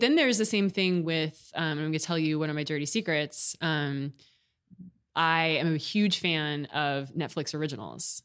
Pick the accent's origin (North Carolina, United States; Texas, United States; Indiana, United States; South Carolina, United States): Texas, United States; Austin; moved away as an adult; also born or lived in Houston / New York / Michigan / Washington, D.C.; now in California, United States; I was born in Houston and grew up in Austin